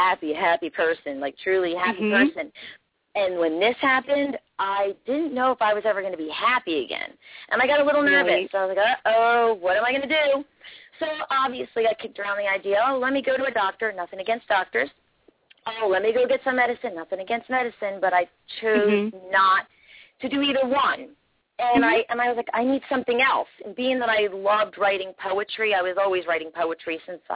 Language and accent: English; Toms River, New Jersey, United States; I'm from Toms River area, New Jersey